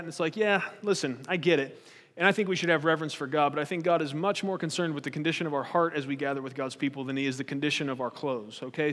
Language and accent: English; United States; we're American